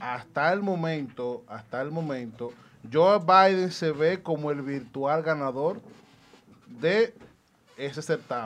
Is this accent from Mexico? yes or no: no; Dominican Republic; te lo digo como dominicano.